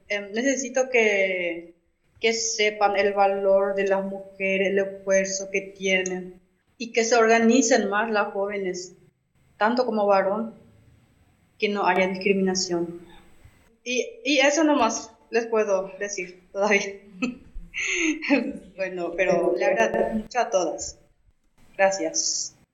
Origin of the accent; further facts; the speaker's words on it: Benjamín Aceval, Presidente Hayes, Paraguay; mi comunidad es Santa Rosa, del distrito de Benjamín Aceval